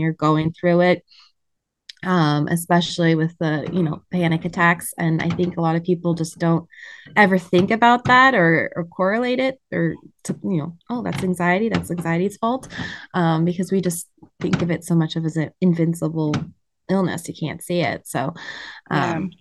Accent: Montana, United States; now in Michigan, United States; I was raised in Montana

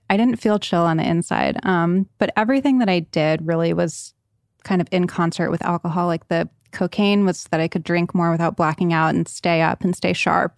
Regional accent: Rhode Island, United States; moved away; also born or lived in Connecticut; I was born in Connecticut, raised in Rhode Island

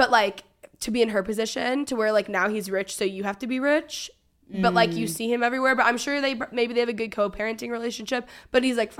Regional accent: Texas, United States; I don't know if it's the books that I'm reading or the fact that I just, like, love Nashville and I'm so Texan or what it is.

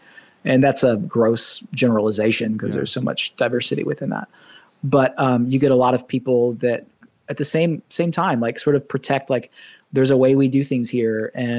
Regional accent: Southern United States, United States; now in Ohio, United States; And I'm a Southern boy. I was raised in the South, so I'm not like some transplant from the Midwest that wasn't raised in the South.

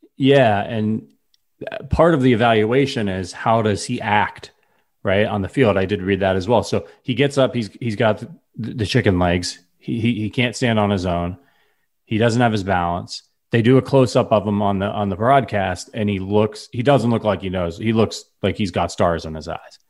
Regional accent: Northeast Ohio, United States; I'm from Northeast Ohio, I watch all the Browns games.

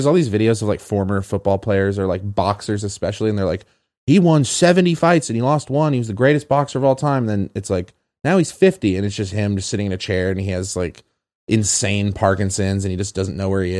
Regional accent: Las Vegas, Nevada, United States; I'm from Vegas

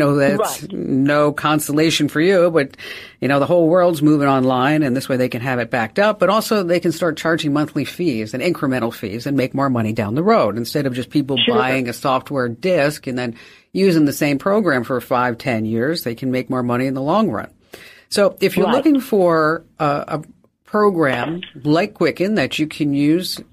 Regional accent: New Jersey, United States; I'm from New Jersey

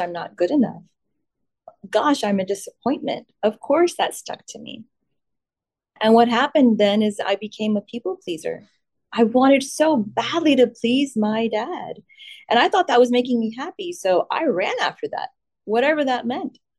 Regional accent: India; Me being born in India gave me an Indian passport, Indian citizenship

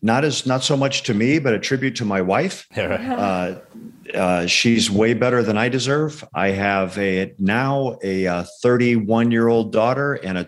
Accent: Arizona, United States; also born or lived in Indiana; Yeah, I was born in Northwest Indiana, just outside Chicago. Moved to Arizona when we were about 10 years old. My family moved out here. I grew up in a blue collar house.

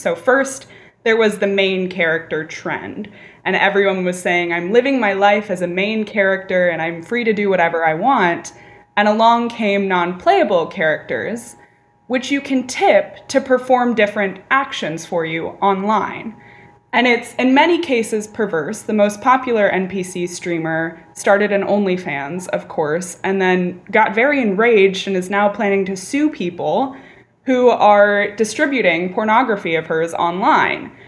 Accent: California, United States; California, my home state

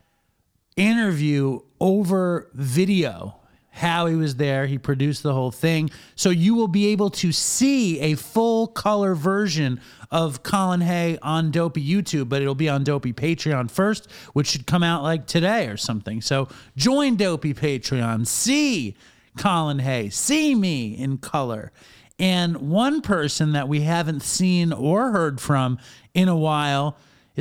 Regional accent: New York City, New York, United States; now in Sayville, United States; I live in a town called Sayville. It's like 50 miles east of Manhattan, but I grew up in Manhattan.

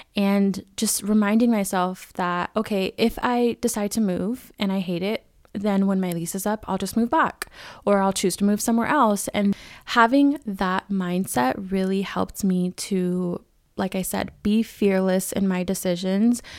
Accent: California, United States; moved away as an adult; I'm a California girl through and through.

